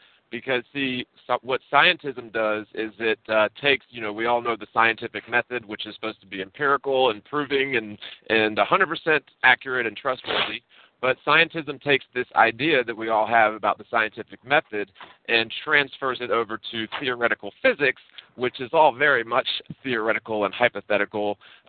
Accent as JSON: {"language": "English", "region": "Virginia", "country": "United States", "tie": "born or raised there", "said": "I was born in Virginia, and so I grew up very close to the Potomac River, and we could swim across from Virginia to Maryland."}